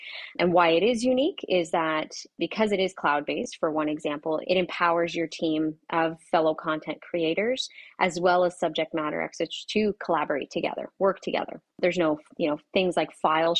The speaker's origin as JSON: {"language": "English", "country": "Canada", "said": "I'm from, well, you'll probably hear the A's come out, but I am from Canada"}